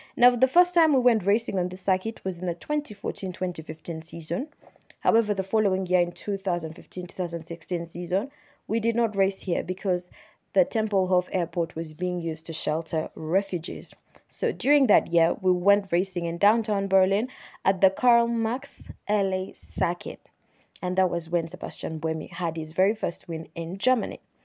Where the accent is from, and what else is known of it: Uganda; born or raised there